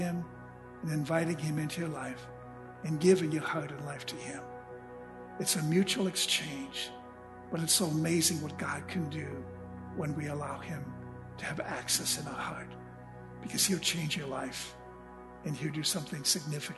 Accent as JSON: {"language": "English", "town": "Junction City", "country": "United States", "tie": "born or raised there", "said": "my hometown where I grew up, Junction City"}